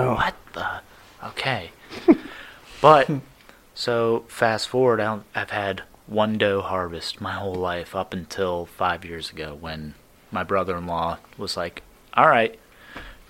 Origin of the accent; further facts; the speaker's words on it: Scranton, Pennsylvania, United States; moved away as an adult; also born or lived in Washington, D.C.; now in Butler, United States; I am actually a transplant, so I'm from Scranton